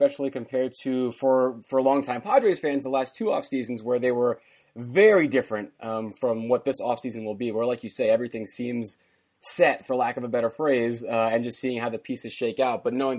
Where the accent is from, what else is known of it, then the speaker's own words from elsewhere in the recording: New York, United States; being a New Yorker myself.